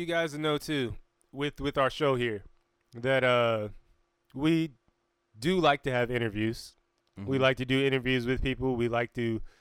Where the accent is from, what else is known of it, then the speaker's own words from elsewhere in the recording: Fayetteville, North Carolina, United States; be in Fayetteville, North Carolina, because we're from Dreamville.